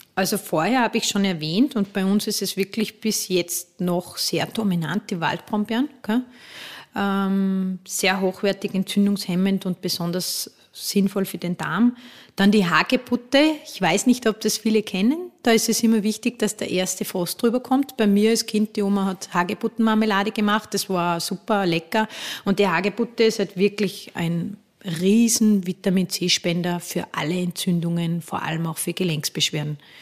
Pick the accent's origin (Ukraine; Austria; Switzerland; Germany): Austria